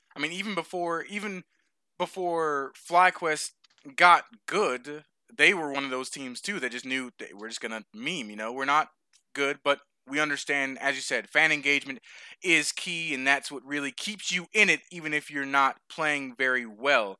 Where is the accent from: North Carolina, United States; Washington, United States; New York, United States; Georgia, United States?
Georgia, United States; Atlanta; the Braves in my hometown